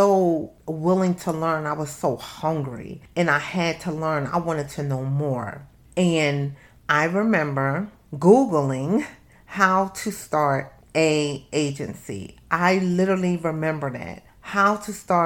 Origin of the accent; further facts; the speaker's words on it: Camden, New Jersey, United States; I'm from Camden, New Jersey.